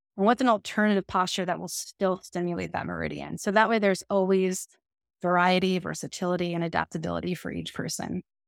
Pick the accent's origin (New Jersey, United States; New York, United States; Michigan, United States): New York, United States; Long Island; I'm originally from Long Island, New York